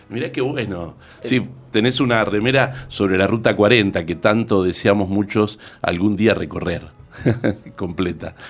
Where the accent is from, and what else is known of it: Argentina